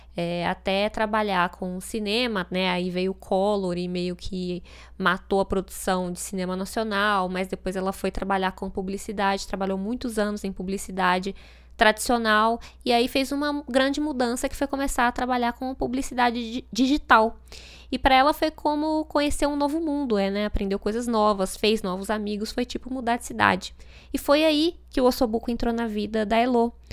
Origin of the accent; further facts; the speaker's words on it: Brasília, Federal District, Brazil; moved away; Eu não nasci em Brasília, mas a cidade faz parte da minha história. Então eu fico um pouco com preguiça quando eu digo que vim de Brasília